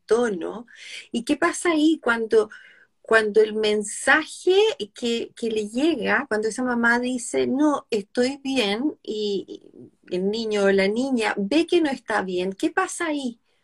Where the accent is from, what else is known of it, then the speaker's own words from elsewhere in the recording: Chile; nosotras dos, que somos chilenas